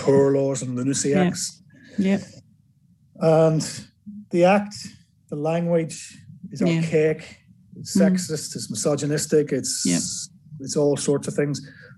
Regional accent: Northern Ireland, United Kingdom; now in England; I'm from Northern Ireland

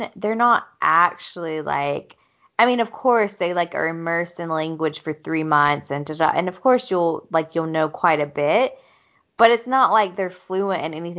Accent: the South, United States; growing up in the South

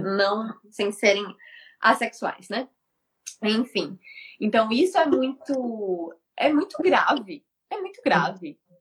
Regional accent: Fortaleza, Ceará, Brazil; moved away; eu sou de Fortaleza, né? Fortaleza, meu povo, assim praia.

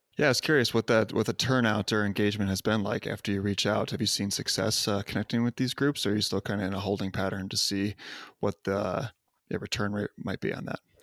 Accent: Libertyville, Illinois, United States; moved away; I'm from Libertyville

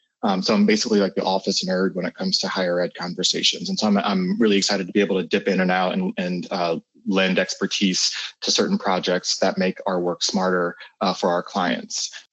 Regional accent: Columbus, Ohio, United States; I'm from Columbus, Ohio. I lived here all my life.

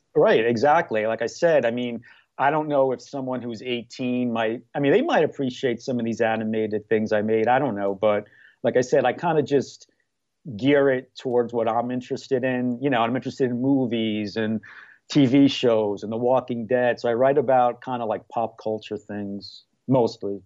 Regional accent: New York, United States; moved away as an adult; now in Mayfield Heights, United States; I'm from New York originally, but I moved here in two thousand five

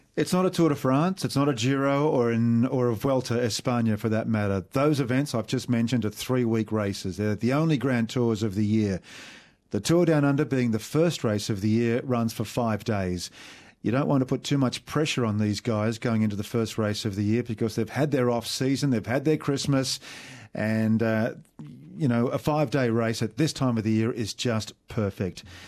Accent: Australia; as an Aussie

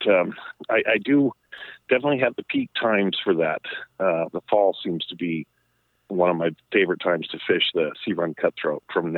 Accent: Colorado, United States; my youth when I grew up in Colorado

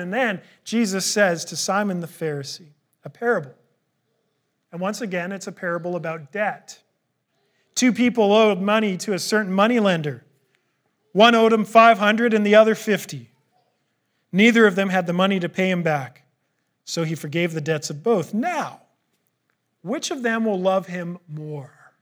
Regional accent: Canada; I'm a Canadian

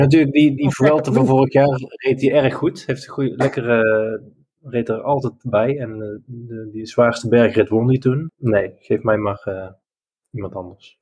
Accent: Netherlands

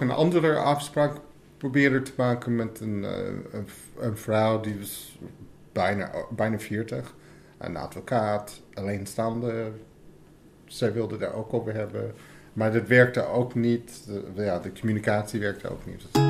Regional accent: United States; Dutch is a second language; now in Netherlands; Ik kom oorspronkelijk uit Amerika

